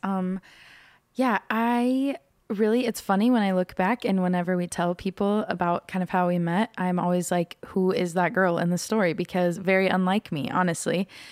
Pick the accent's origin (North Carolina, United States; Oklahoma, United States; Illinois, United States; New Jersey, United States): Oklahoma, United States; Norman; now in Belding, Michigan, United States; I am from Norman, Oklahoma